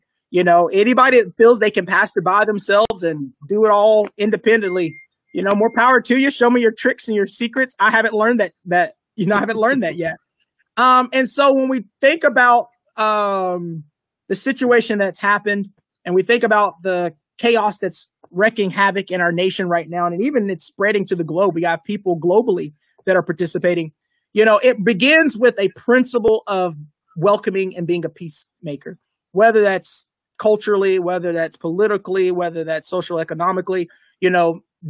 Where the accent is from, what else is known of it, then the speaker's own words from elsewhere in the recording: Lawton, Oklahoma, United States; also born or lived in Kentucky; I grew up on Lawton Fort Sill base. My dad was Army. He was a drill sergeant. So I grew up. I'm an Army brat. Oklahoma. I've grown up in Kentucky. I've grown up from all over.